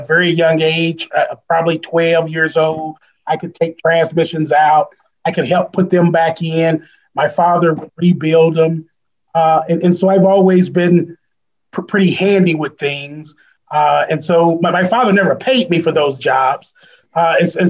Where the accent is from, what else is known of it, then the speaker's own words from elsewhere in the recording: East St. Louis, Illinois, United States; I grew up in East St. Louis, Illinois